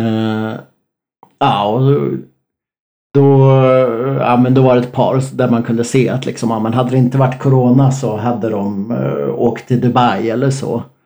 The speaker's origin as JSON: {"language": "Swedish", "country": "Sweden", "said": "som svensk"}